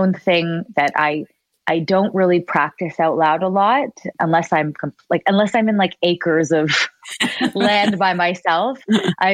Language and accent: English; Richmond Hill, Ontario, Canada; I'm from Richmond Hill, a safe little